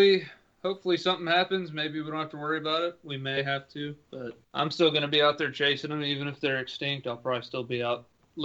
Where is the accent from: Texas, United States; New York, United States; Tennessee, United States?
Tennessee, United States; I'm from Tennessee. I live in West Tennessee.